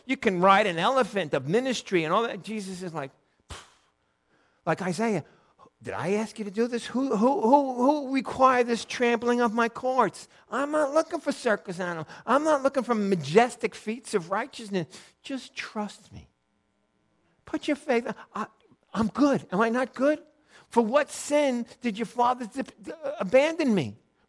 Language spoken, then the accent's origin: English; Ireland; I think it's my first time going over. I'm Irish.